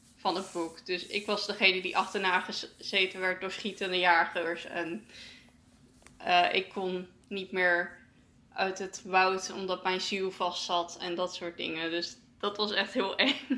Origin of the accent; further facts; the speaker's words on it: Netherlands; wij als Nederlanders